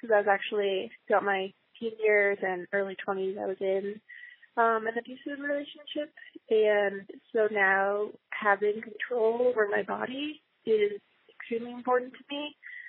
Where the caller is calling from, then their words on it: Ann Arbor, Michigan, United States; I'm calling from Ann Arbor, Michigan